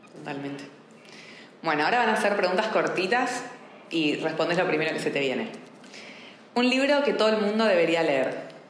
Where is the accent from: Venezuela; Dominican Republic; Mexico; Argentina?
Argentina; also born or lived in Buenos Aires; now in Barcelona, Spain; siendo argentina y habiéndome formado de coaching en Buenos Aires